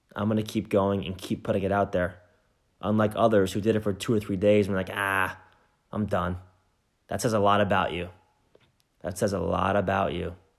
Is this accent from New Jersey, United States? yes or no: yes; New Jersey, United States; I'm from New Jersey, which is right next door to New York City